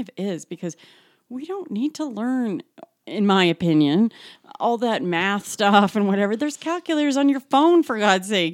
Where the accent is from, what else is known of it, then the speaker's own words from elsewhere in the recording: Calgary, Alberta, Canada; I was born and raised in Calgary